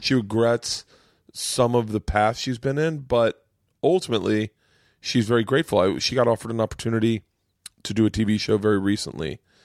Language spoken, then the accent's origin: English; Tampa, Florida, United States; moved away; also born or lived in New York; I grew up in Tampa